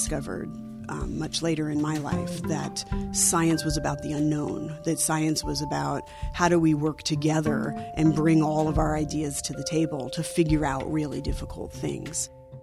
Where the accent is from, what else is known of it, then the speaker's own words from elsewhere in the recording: Alaska, United States; One of the brightest memories I have of growing up in Alaska is just the connection with the outdoors